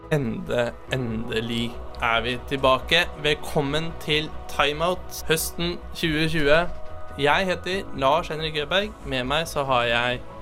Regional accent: Eidsvoll, Akershus, Norway; Jeg kommer fra Eidsvoll.

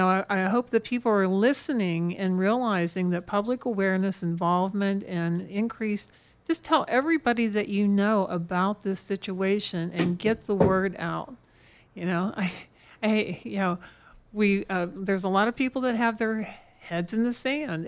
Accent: Pittsburgh, Pennsylvania, United States; moved away as an adult; also born or lived in Laguna Beach / Dana Point; now in San Diego, United States; I'm originally from the Pittsburgh area

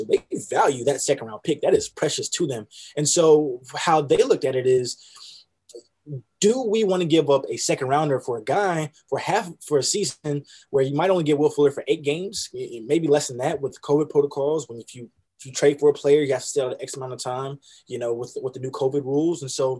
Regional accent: Houston, Texas, United States; You know, I'm from Houston, so I definitely keep up with the Texans.

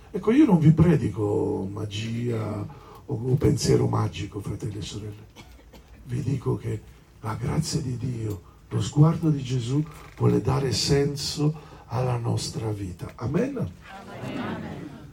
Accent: Sicily, Italy; sono del sud, no? sono siciliano

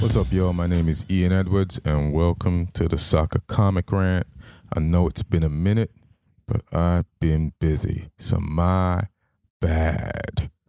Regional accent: Jamaica; I, I grew up in Jamaica

